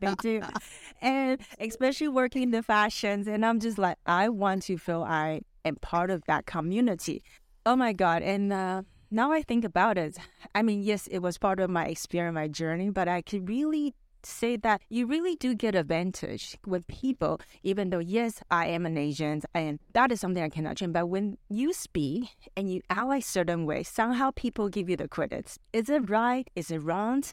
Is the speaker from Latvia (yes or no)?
no; Vancouver, British Columbia, Canada; my parents are actually from Taiwan, I'm Taiwanese, but I grew up in Vancouver